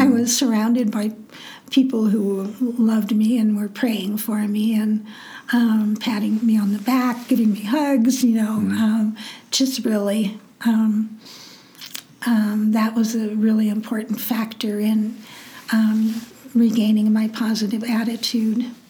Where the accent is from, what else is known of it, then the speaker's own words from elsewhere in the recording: Nebraska, United States; I grew up in Nebraska and went to the University of Nebraska at Lincoln